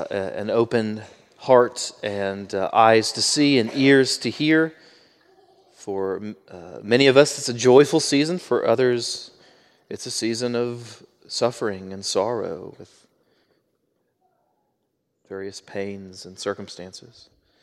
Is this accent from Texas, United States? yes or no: yes; Baytown, Texas, United States; my mom's family all stayed within about 20 miles or so of my hometown of Baytown, Texas.